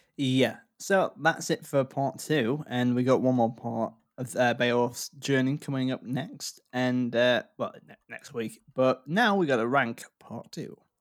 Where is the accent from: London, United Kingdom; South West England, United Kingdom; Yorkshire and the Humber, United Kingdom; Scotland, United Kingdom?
Yorkshire and the Humber, United Kingdom; I grew up in North Yorkshire